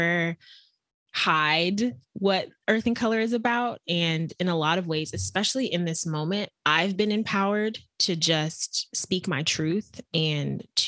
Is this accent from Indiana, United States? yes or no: no; Texas, United States; I grew up actually in Texas